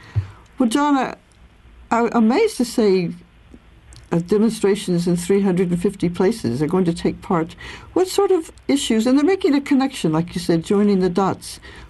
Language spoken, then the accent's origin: English; East Coast, United States; I grew up on the East Coast.